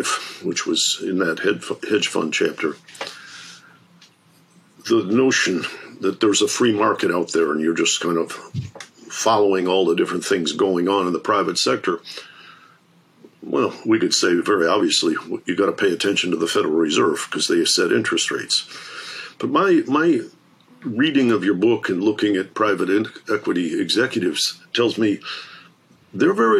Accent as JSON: {"language": "English", "town": "Detroit", "region": "Michigan", "country": "United States", "tie": "born or raised there", "said": "I grew up in Detroit."}